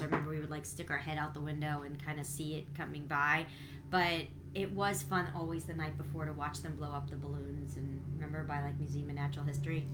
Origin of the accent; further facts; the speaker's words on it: New York City, New York, United States; when I was growing up in Brooklyn, we, you know, as a Brooklyn girl